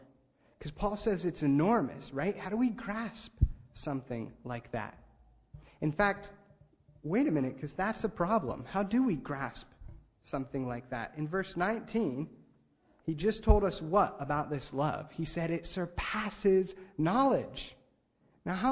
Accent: Ligonier, Pennsylvania, United States; I grew up in Ligonier, Pennsylvania

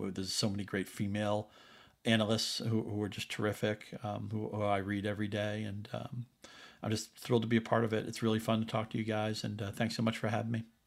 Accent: New England, United States; I grew up in New England.

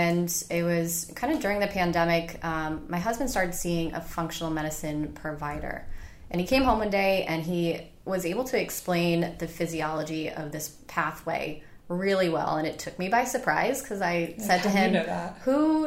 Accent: upstate New York, United States; moved away as an adult; now in Charleston, United States; I'm from New York originally, so I did med school up there and all my undergraduate work up there.

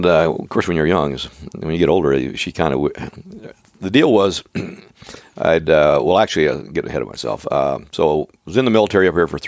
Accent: Oregon, United States; moved away; we grew up in Oregon. And, we lived 3 miles apart, my wife

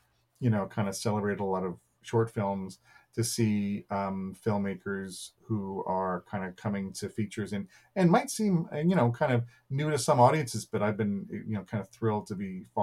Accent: Calgary, Alberta, Canada; now in Toronto, Canada; I grew up in Calgary, been based out of Toronto

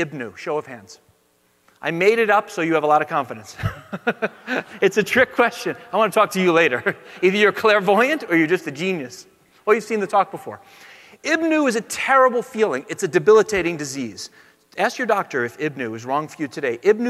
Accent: California, United States; I'm from the Bay Area, so legally I have to be a Democrat or they kick you out, right?

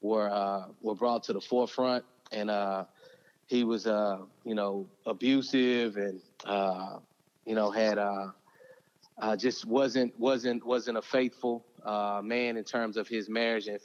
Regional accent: Houston, Texas, United States; I was born and raised in Houston, Texas

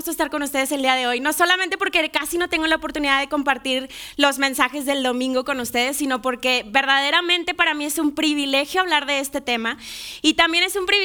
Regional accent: Monterrey, Nuevo León, Mexico; now in Mexico City, Mexico; yo soy yo soy de Monterrey, no, no tengo acento, ya no tengo acento

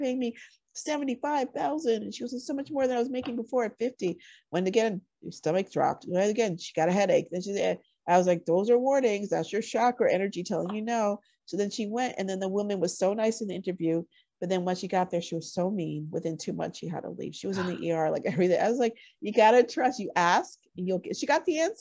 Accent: Connecticut, United States; moved away; Connecticut, of all places, where I grew up

